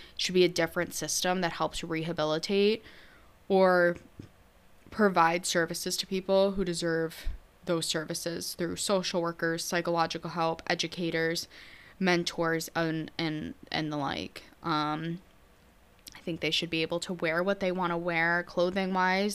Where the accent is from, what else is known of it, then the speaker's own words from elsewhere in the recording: New York, United States; I'm from New York.